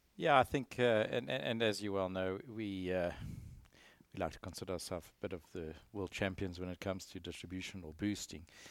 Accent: Eastern Cape, South Africa; moved away as an adult; also born or lived in Stellenbosch / Johannesburg / Houston; now in United States; I grew up on the East Cape of South Africa

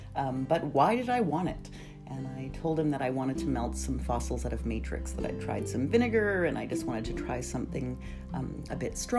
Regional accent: Norway; also born or lived in Canada; So I am Norwegian Canadian and I grew up in Norway and Canada.

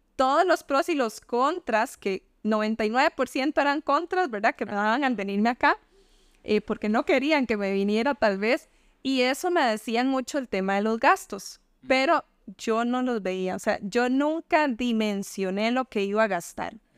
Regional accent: Limón, Costa Rica; moved away; yo quisiera salir de limón. Y por eso siempre me vas a escuchar hablando de limón, porque, o sea, de verdad, yo amo mi pueblo

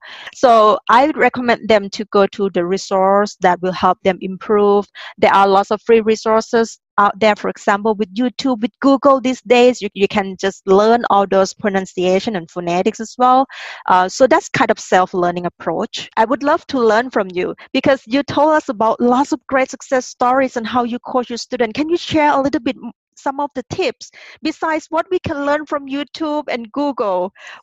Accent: Thailand; English is a second language; moved away; And you know, I'm originally from Thailand. We call ourselves monotone people. We have just one tone.

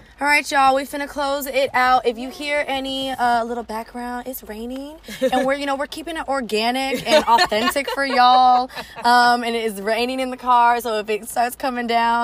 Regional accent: Orange County, California, United States; moved away as an adult; now in Tennessee, United States; I'm from the West Coast, so this hit really close to home. And I am specifically from Orange County

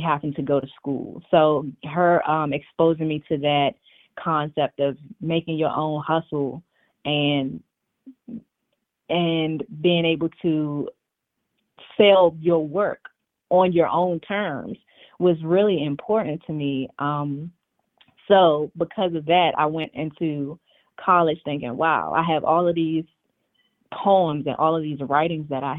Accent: Washington, District of Columbia, United States; moved away as an adult; also born or lived in New York; now in Arlington, United States; I was born and raised in Washington, D.C.

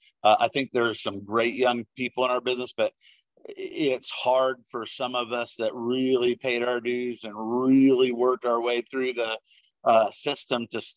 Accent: Indiana, United States; moved away as an adult; I'm a Midwest guy. I'm born and raised in Indiana

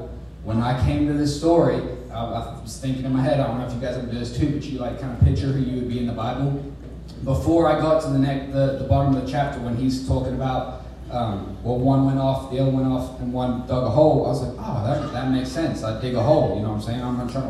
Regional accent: England, United Kingdom; Obviously, I'm from England, so I know about pounds, and I know about euros

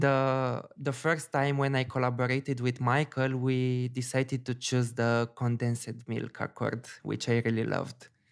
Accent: Bucharest, Romania; It's basically my hometown.

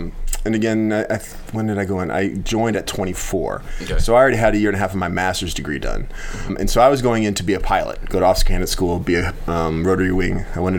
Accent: Morton, Illinois, United States; I actually grew up here in Morton.

